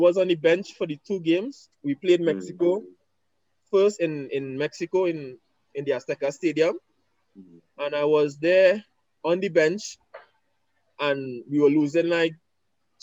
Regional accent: Trinidad & Tobago; moved away as an adult; also born or lived in Guyana; I was born in Guyana. And at the age of 3, I moved with my mom and my brother to Trinidad and Tobago. And then basically spent the rest of my life in Trinidad until I left to play football in abroad.

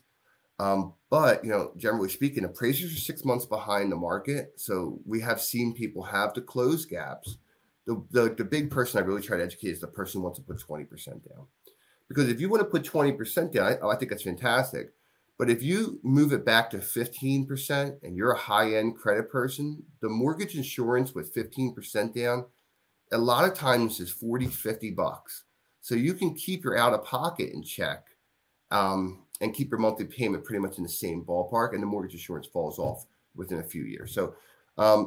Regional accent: Glenolden, Pennsylvania, United States; now in Glen Mills, United States; I grew up in Glen Olden

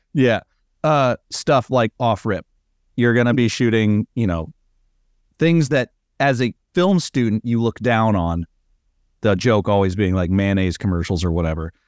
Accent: California, United States; also born or lived in Arizona; I'm from California

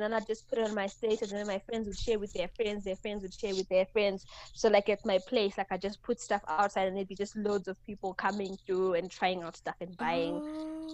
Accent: Mutare, Manicaland, Zimbabwe; I was born and raised in Mutare, which is like a small town in Zimbabwe.

